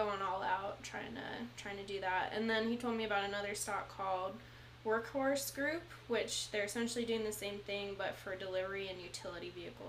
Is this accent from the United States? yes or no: yes; Arizona, United States; moved away; This is one of my hometown AZ friends.